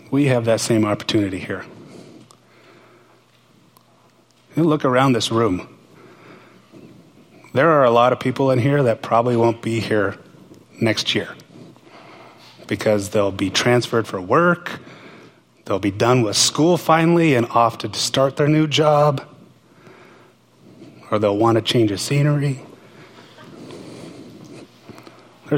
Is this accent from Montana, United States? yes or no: yes; Montana, United States; now in Pullman, United States; I'm from Montana